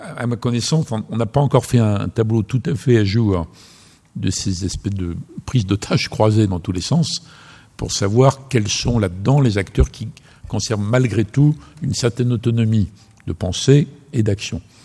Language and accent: French; France; en tant que Français